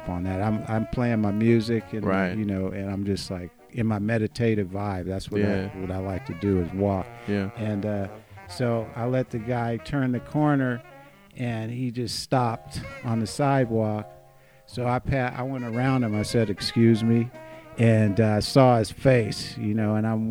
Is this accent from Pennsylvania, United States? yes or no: no; Los Angeles, California, United States; I grew up in South Central, so I used to walk a lot there